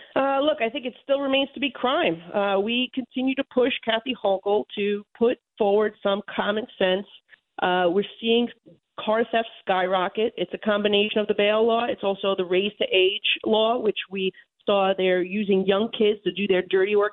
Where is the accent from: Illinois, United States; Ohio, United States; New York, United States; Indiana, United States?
New York, United States; as a New Yorker